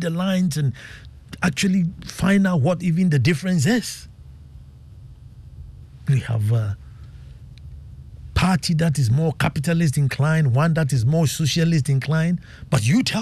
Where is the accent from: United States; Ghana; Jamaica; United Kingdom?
Ghana; As a Ghanaian